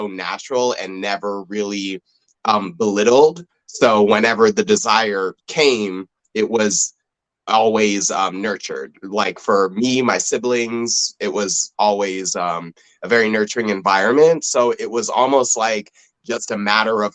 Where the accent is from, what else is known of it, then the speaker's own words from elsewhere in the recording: Los Angeles, California, United States; I grew up in the San Fernando Valley of Los Angeles, so I'm a Valley boy